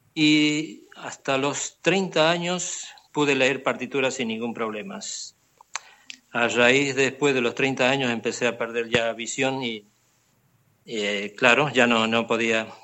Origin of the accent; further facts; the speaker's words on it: Argentina; moved away as an adult; now in Barcelona, Spain; he resido en Barcelona hace 22 años, pero procedo de Argentina. Hice toda la carrera musical en Argentina